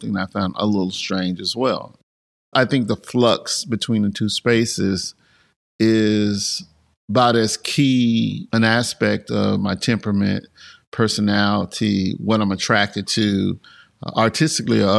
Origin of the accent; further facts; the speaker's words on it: Mississippi, United States; moved away as an adult; also born or lived in Tupelo, Mississippi / Clarksdale, Mississippi / Washington, D.C. / New York; The place I was born was Tupelo, Mississippi, known to many people as the home of Elvis Presley